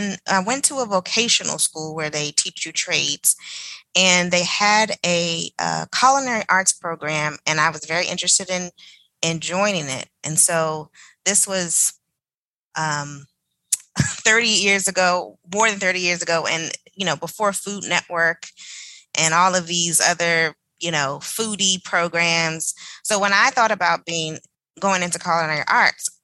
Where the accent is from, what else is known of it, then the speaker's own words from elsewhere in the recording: Maryland, United States; I was born in Maryland